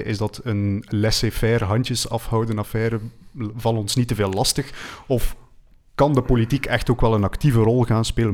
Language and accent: Dutch; Belgium; wij als Belgen